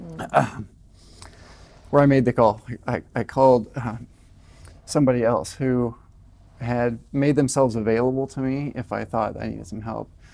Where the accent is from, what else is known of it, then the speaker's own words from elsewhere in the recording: Colorado, United States; moved away as an adult; also born or lived in Southern California; I moved from Colorado, where I was raised, to Southern California